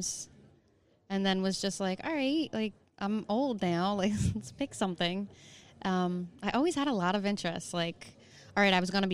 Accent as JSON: {"language": "English", "town": "Hatboro", "region": "Pennsylvania", "country": "United States", "tie": "born or raised there", "also_born_or_lived": "Northeast Philadelphia", "said": "I was born in the Northeast. Uh-huh. Lived there when I was a kid, and then we moved up to Hatboro"}